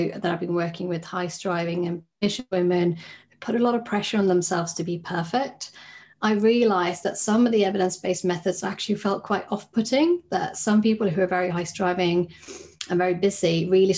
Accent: Sweden; moved away as an adult; now in United Kingdom; I'm originally from Sweden, where I trained as a psychologist

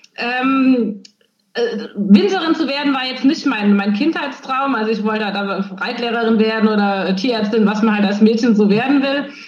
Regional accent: Nierstein, Rhineland-Palatinate, Germany; komme ich aus Nierstein, aber auch aus Schwabsburg

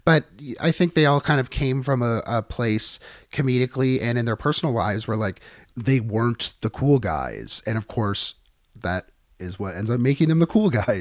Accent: Niagara, Ontario, Canada; growing up in Niagara where we would get a lot of the U S stations

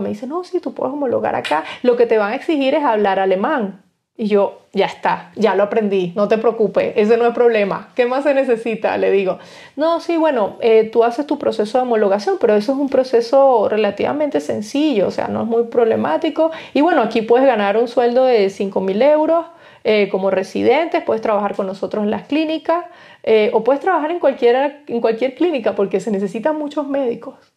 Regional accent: Guanarito, Portuguesa, Venezuela; moved away as an adult; also born or lived in Spain; now in Germany; nosotros tuvimos una infancia en mi pueblito, Guanarito, una infancia bonita

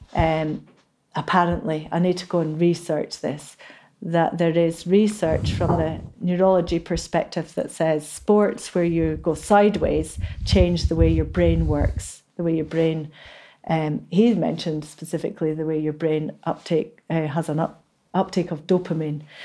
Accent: Inverness, Scotland, United Kingdom; I was born in Inverness, and I still feel like I'm not really a Highlander

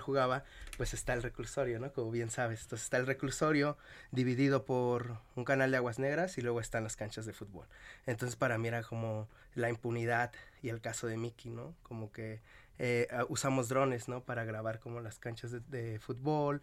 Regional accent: Nezahualcóyotl, State of Mexico, Mexico; De, de Nesa, del barrio donde se filmó, de donde soy

